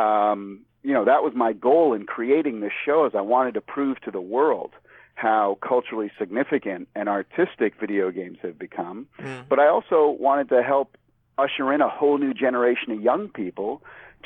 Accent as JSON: {"language": "English", "town": "Springfield", "region": "Massachusetts", "country": "United States", "tie": "born or raised there", "also_born_or_lived": "California", "moved": "as an adult", "said": "I was born and raised in Springfield, Mass, over in 16 acres, and went to grade school and high school there"}